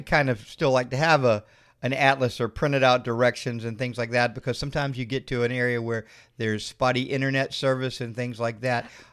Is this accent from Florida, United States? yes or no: yes; Florida, United States; we're from Florida